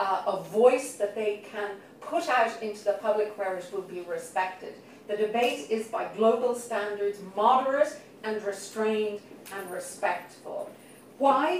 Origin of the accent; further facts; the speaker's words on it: Ireland; moved away as an adult; also born or lived in United Kingdom; as an Irish person working now in this great university